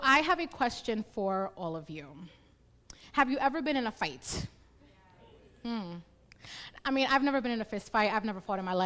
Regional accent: New York City, New York, United States; I was born and raised in the Bronx

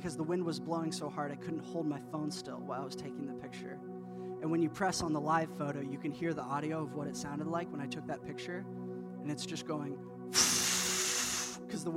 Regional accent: Indiana, United States; I grew up in Indiana, which is the Midwest

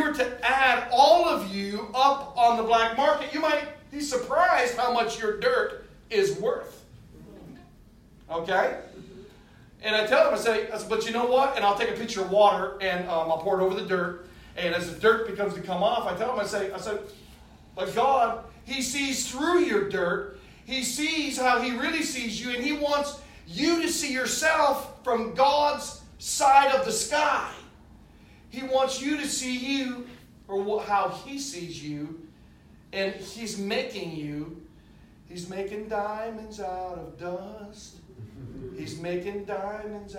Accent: United States; we're from the United States.

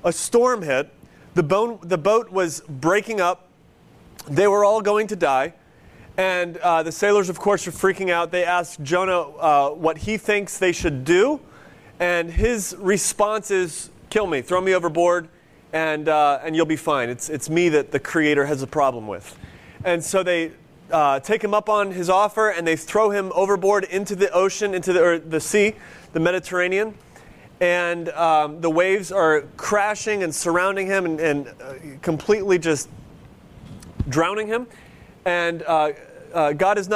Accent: near Cleveland, Ohio, United States; moved away; When I grew up near Cleveland

